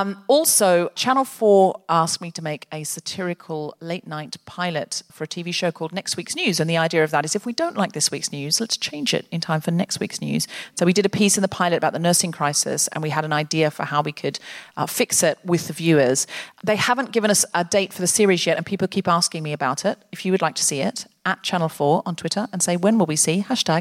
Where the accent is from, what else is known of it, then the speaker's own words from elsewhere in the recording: United Kingdom; I just find people want to and then they feel they can't because no one wants to start it because we're British.